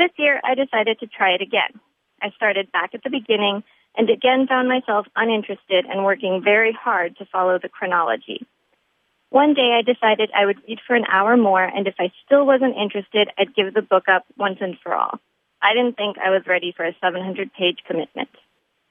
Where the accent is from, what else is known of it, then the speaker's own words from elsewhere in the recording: California, United States; moved away as an adult; also born or lived in Poland; now in Boston, United States; I'm originally from California